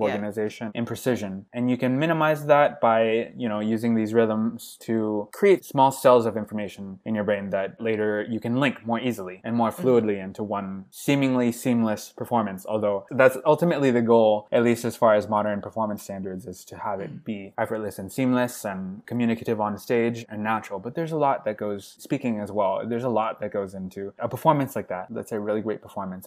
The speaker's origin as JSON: {"language": "English", "country": "United States", "first_language": "English", "moved": "yes", "lives_now": "Montreal, Canada", "said": "I never realized how American I was, even though i had never really thought of myself as Western American by nature, by upbringing"}